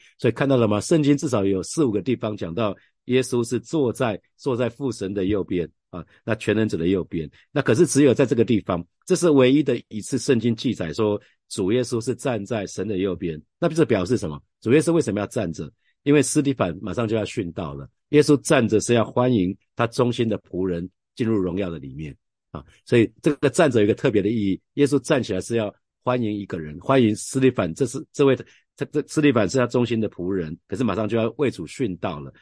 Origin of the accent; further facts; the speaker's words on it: Taiwan; 我们常讲，台语